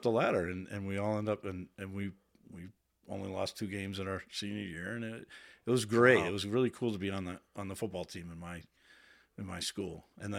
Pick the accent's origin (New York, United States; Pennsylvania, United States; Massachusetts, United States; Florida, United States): Massachusetts, United States; Waltham; We were called Hawkers because we were the Hawkers. Waltham Hawks. I grew up in Waltham.